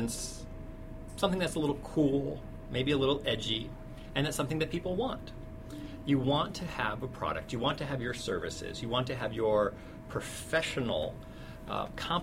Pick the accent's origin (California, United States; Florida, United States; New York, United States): California, United States; Cupertino; I was raised in Cupertino, California, the home, Silicon Valley, the home of Apple Computer